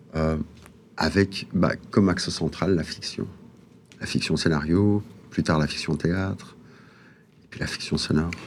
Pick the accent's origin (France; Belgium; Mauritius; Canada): Belgium; Molenbeek-Saint-Jean, Brussels-Capital Region; je viens de la planète Molombek